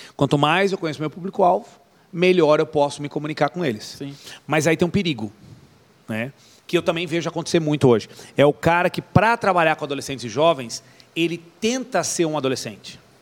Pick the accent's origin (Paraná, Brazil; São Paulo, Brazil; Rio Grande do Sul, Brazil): São Paulo, Brazil; Atibaia; a primeira igreja que eu participei não era IECA, era um ponto de pregação aqui em Atibaia